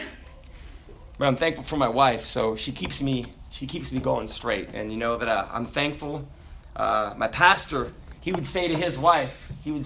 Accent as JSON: {"language": "English", "region": "the South", "country": "United States", "said": "we're from the South"}